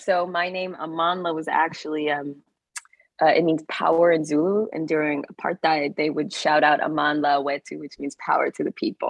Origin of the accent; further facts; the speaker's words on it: Iowa, United States; I grew up in Iowa.